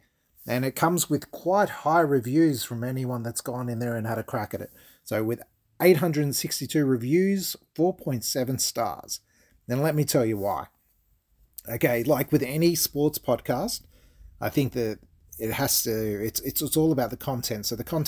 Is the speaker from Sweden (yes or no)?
no; Australia; as an Australian that's coming into summer